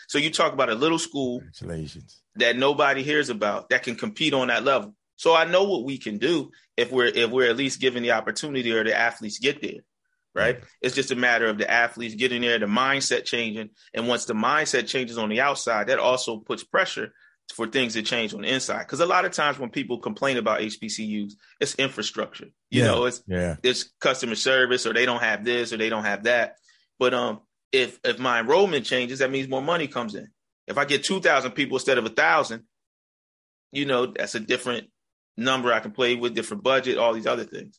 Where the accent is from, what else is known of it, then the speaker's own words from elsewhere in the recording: Harrisburg, Pennsylvania, United States; I'm from Harrisburg, Pennsylvania